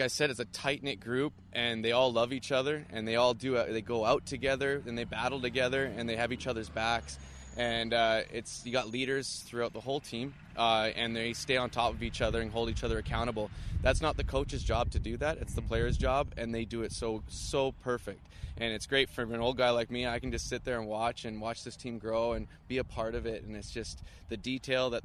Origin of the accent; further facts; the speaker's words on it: White Rock, British Columbia, Canada; my hometown